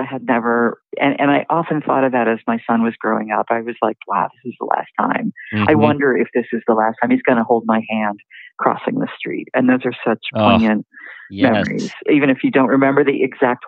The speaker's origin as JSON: {"language": "English", "town": "Newton", "region": "Massachusetts", "country": "United States", "tie": "born or raised there", "also_born_or_lived": "New York / Washington, D.C.", "moved": "as an adult", "said": "I grew up outside Boston in a suburb. Mm-hmm. And I had lived in New York and DC. And when I met my husband and we had our son, we ended up moving to my hometown, which was Newton, Massachusetts."}